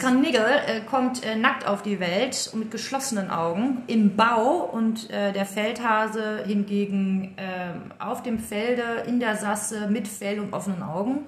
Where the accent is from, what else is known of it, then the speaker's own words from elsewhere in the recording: Welver, North Rhine-Westphalia, Germany; also born or lived in Dortmund; ich bin ja da auf dem Land groß geworden. Ah. Also da äh, in Welva, das ist Soesterbörde, haben wir auf dem Bauernhof